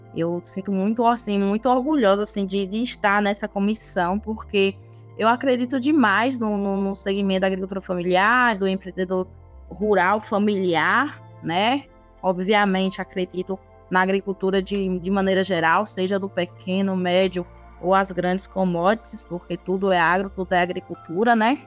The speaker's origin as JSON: {"language": "Portuguese", "town": "Ribeira do Pombal", "region": "Bahia", "country": "Brazil", "said": "eu sou aqui de Ribeira do Pombal, é o interior da Bahia"}